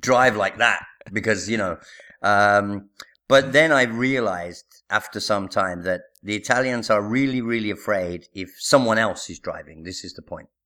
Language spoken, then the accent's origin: English; Birmingham, West Midlands, United Kingdom; moved away as an adult; now in Italy; I'm from Birmingham